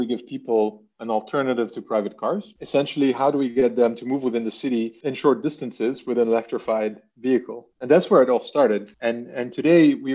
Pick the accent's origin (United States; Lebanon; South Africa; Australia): Lebanon; now in Amsterdam, Netherlands; I'm actually from Lebanon originally, and I've lived in various countries, and today Amsterdam is home.